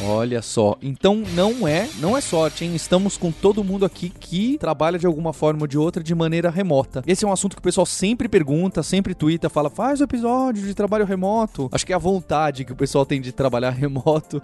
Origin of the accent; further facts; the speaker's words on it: São Paulo, Brazil; Então somos nós dois de São Paulo